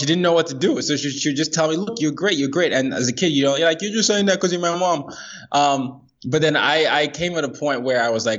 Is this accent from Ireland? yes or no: no; Nigeria; So I'm from Nigeria originally. That's what I identify as. But by the time I was 17, I'd lived in 5 countries and 4 continents.